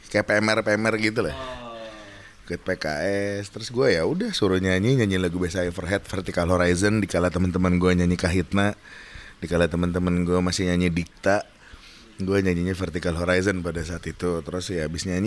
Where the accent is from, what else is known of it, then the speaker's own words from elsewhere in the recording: Java, Indonesia; jadi kalau gue orang Jawa itu ada bahasanya jangan terlalu seneng, jangan terlalu sedih, jangan terkagetan gitu.